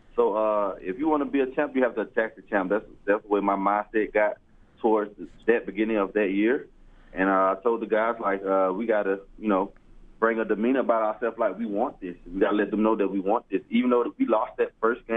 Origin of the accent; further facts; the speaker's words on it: Brighton, Alabama, United States; moved away; I grew up in a city called Brighton, Alabama